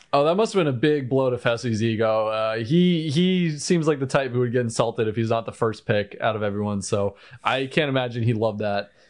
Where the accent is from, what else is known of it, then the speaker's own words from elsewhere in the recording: United States; I'm American.